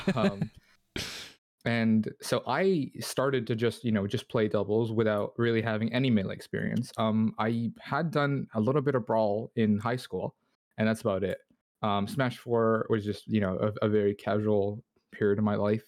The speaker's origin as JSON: {"language": "English", "town": "Toronto", "region": "Ontario", "country": "Canada", "said": "I'm from Toronto"}